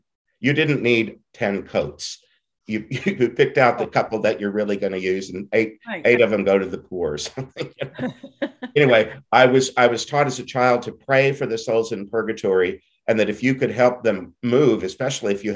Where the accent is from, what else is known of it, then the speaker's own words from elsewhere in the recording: Southeast Texas, United States; I didn't know very many Jews growing up in Southeast Texas